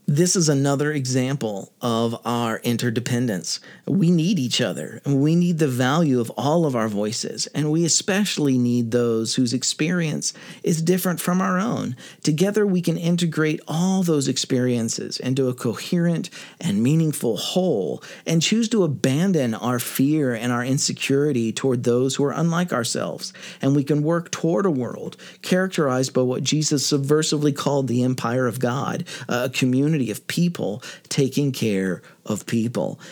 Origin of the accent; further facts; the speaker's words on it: United States; I'm American